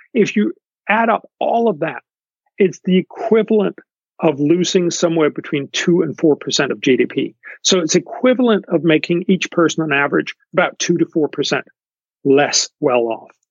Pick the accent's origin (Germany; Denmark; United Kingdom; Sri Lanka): Denmark; I come from Denmark.